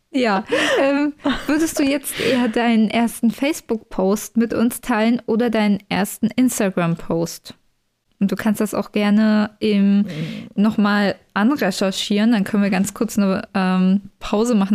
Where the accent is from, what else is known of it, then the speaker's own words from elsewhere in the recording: Berlin commuter belt, Brandenburg, Germany; Ich komme ja eigentlich aus dem Speckgürtel von Berlin